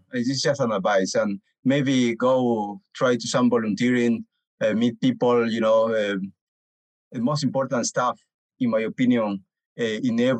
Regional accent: Bolivia; moved away as an adult; also born or lived in United Kingdom; now in Toronto, Canada; I'm from Bolivia, but now I'm living in Toronto, in Canada

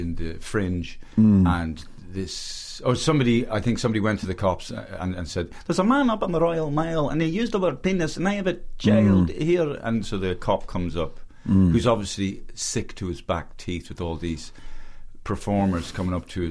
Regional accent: Oakley Grove off Carysfort Avenue, Leinster, Ireland; I grew up in a lovely middle class road called Oakley Grove off Carysfort Avenue in a lovely cul-de-sac.

